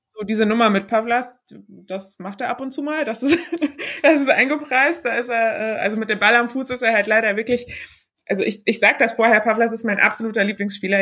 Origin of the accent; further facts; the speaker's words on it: Heidelberg, Baden-Württemberg, Germany; now in Bremen, Germany; Ich komme aus Heidelberg ursprünglich, wohne aber inzwischen in Bremen